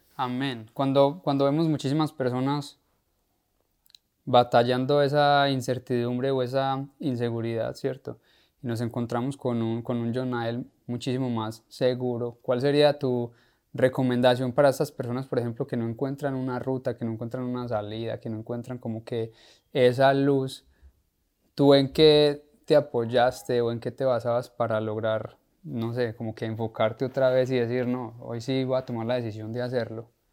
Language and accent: Spanish; Paisa region, Antioquia, Colombia; nosotros los paisas